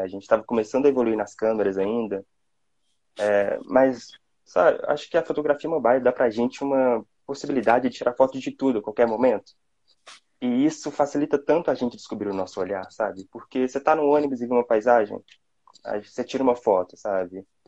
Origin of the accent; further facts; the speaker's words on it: Belo Horizonte, Minas Gerais, Brazil; sou aqui de Minas, Belo Horizonte